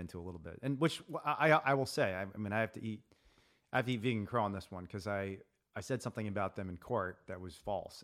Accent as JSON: {"language": "English", "region": "Indiana", "country": "United States", "tie": "born or raised there", "said": "growing up in Indiana"}